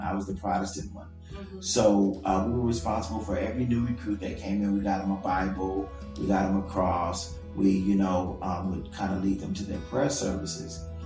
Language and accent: English; Compton, California, United States; I grew up in Compton.